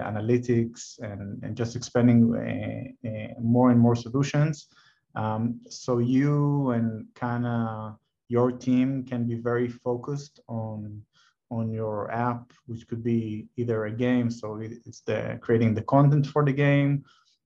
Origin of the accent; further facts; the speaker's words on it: Tel Aviv, Tel Aviv District, Israel; I'm born and raised in Tel Aviv